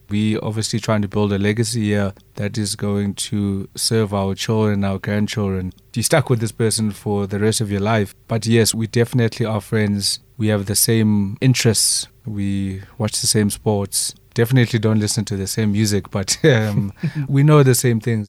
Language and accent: English; Eastern Cape, South Africa; moved away; also born or lived in Johannesburg; I remember growing up in the Eastern Cape